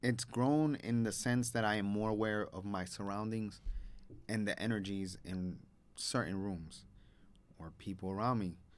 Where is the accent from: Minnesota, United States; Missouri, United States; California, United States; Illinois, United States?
Illinois, United States; Chicago; I grew up in Humboldt Park. I'm Humboldt Park born and raised